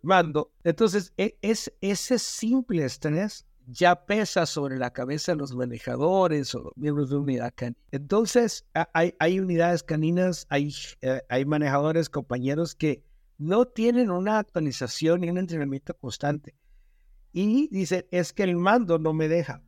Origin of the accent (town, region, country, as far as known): Mexico